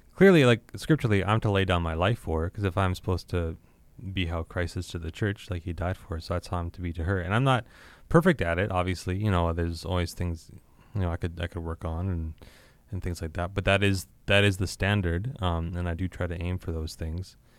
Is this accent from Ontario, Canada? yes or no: no; Regina, Saskatchewan, Canada; I grew up here in Regina